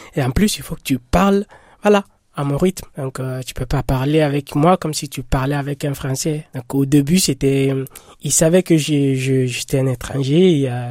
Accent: Guinea; moved away; je suis guinéen

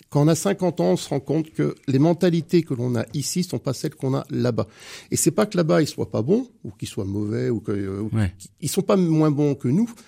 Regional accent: Cholet, Pays de la Loire, France; born there; mon père est angevin et ma mère est Choltaise. et je suis né à Cholet

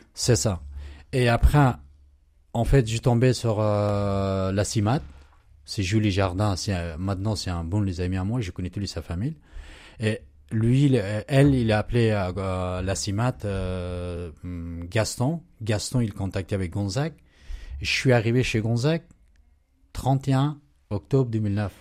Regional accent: Pakistan; French is a second language; moved away as an adult; now in France; j'ai quitté mon Pakistan.

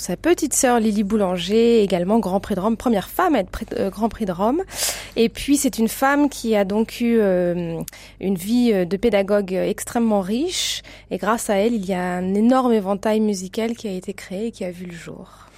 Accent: Lyon, Auvergne-Rhône-Alpes, France; moved away as an adult; also born or lived in Basel, Switzerland / Belgium; je suis lyonnaise. Enfin, voilà, ma famille est de Lyon

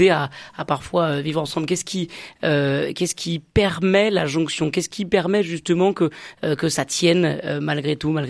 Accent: Marseille, Provence-Alpes-Côte d'Azur, France; Il bah, n'y a plus de distinction, on est Marseillais, on est tous derrière l'OM.

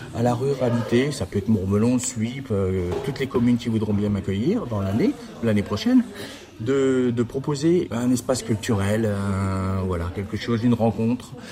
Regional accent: Châlons-en-Champagne, Grand Est, France; also born or lived in Arles / Quebec City; revenir dans ma ville natale qui, où je suis né, à Chalon

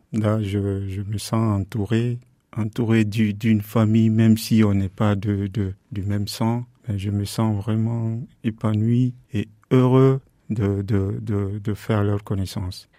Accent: Guinea; moved away as an adult; also born or lived in Dakar, Senegal / Morocco / Spain / Paris, France; now in Le Mans, France; je suis parti de la Guinée-Conakry, de la Guinée pour le Sénégal.

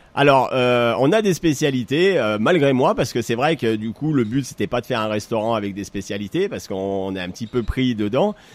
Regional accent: Saint-Étienne, Auvergne-Rhône-Alpes, France; moved away as an adult; also born or lived in New York / Brazil; je suis euh, stéphanois d'origine, donc du coup, je suis né ici à Saint-Étienne. J'ai fait mes études à Saint-Étienne

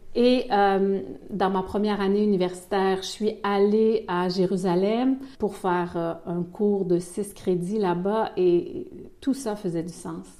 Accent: Quebec City, Quebec, Canada; accent: Québécois; moved away as an adult; also born or lived in Ivory Coast; now in Belgium

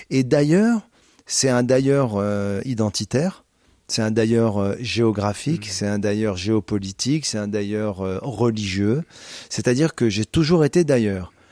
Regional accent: Casablanca, Casablanca-Settat, Morocco; also born or lived in Canada / United States; now in France; C'est la ville natale. C'est là où j'ai grandi. C'est là où j'ai été euh, élevé.

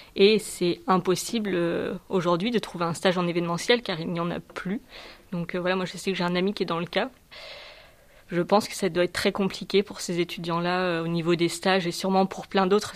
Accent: southern France, France; moved away; Je suis originaire du sud de la France

